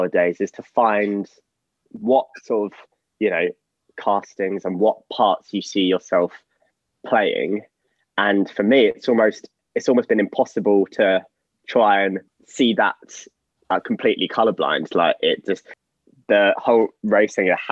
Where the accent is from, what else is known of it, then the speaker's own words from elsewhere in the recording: London, United Kingdom; I have been a London boy all my life